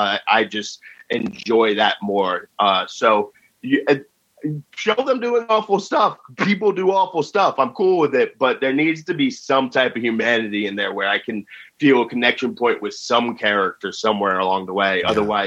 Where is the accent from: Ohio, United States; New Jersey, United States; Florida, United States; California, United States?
New Jersey, United States; Cause I grew up in North Jersey I moved there when I was in fourth grade.